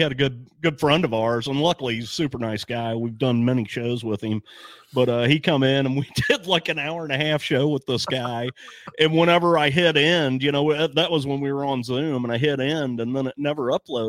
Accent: St. Louis, Missouri, United States; He hails from my hometown of St. Louis.

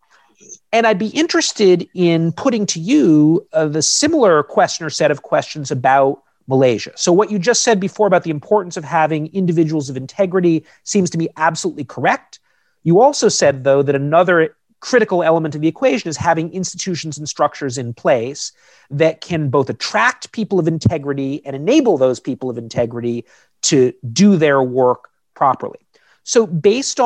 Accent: United States; I'm an American citizen

